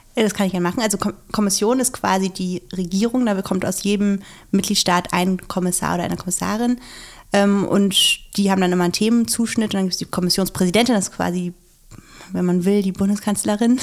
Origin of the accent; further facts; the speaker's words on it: Schleswig-Holstein, Germany; ich komme ja aus Schleswig-Holstein.